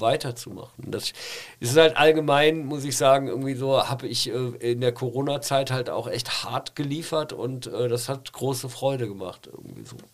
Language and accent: German; Pulheim, North Rhine-Westphalia, Germany; moved away as an adult; also born or lived in Cologne / Berlin; Ja, weil ich Kölner bin. Also ich, ich komme aus Nippes, ich äh, äh weil die Familie kommt aus Nips. Ich bin ja in Stommeln groß geworden